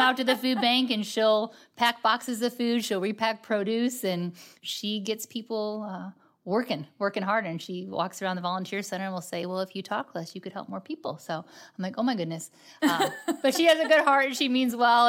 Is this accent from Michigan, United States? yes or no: yes; just outside Detroit, Michigan, United States; now in St. Louis, United States; I actually born and raised just outside Detroit, Michigan.